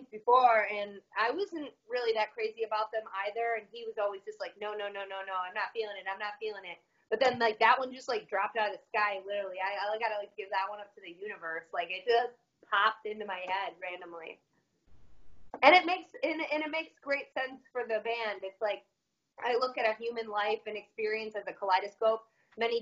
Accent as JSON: {"language": "English", "town": "Detroit", "region": "Michigan", "country": "United States", "tie": "born or raised there", "said": "I'm born and raised in Michigan my whole life"}